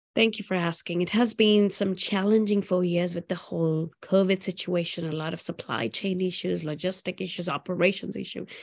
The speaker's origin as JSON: {"language": "English", "region": "South India", "country": "India", "tie": "born or raised there", "moved": "yes", "said": "I grew up in India, in south part of India, eating on banana leaves"}